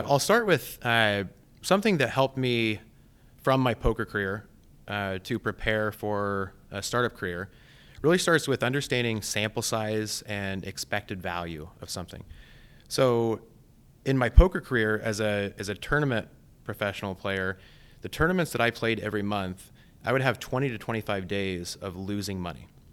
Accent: Blakesburg, Iowa, United States; also born or lived in Ames, Iowa; I grew up on a small family farm in southeast Iowa called Blake'sburg.

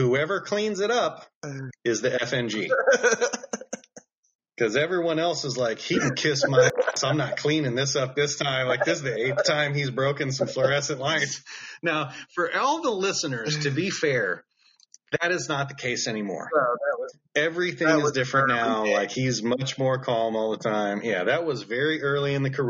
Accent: Memphis, Tennessee, United States; I'm from Memphis

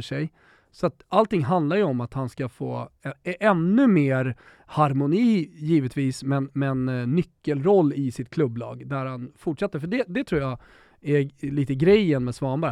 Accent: Sweden

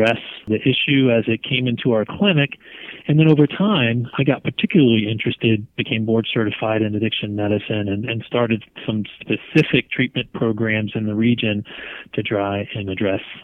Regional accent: Northern Virginia, United States; moved away as an adult; I grew up in Northern Virginia, high school there

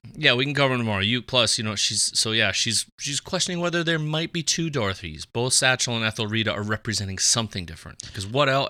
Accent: Fargo, North Dakota, United States; We are both from Fargo

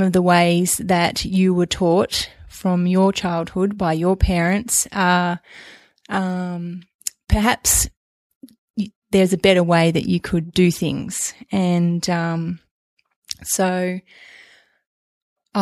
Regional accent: Melbourne, Victoria, Australia; also born or lived in Queensland; I'm from Melbourne originally.

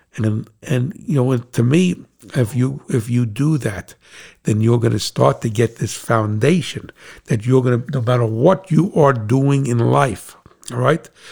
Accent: United States; as an American

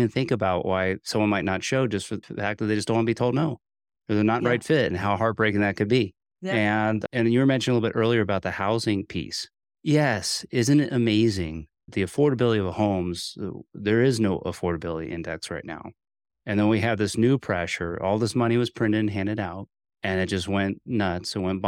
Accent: Morristown, New Jersey, United States; it's pretty neat that we weren't too far from where I grew up in Morristown, New Jersey, which is home for you in northern New Jersey.

